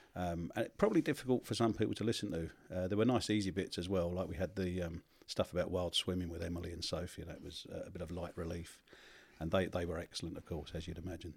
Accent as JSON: {"language": "English", "region": "London", "country": "United Kingdom", "said": "I came from South East London"}